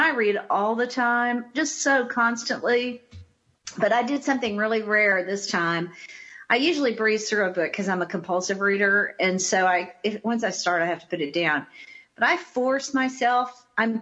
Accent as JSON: {"language": "English", "town": "Tyler", "region": "Texas", "country": "United States", "tie": "born or raised there", "said": "I grew up in Tyler, Texas."}